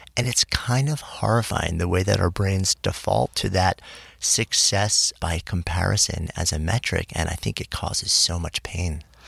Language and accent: English; New York, United States; now in New York City, United States; I grew up just outside of New York City. I've been in the city since '89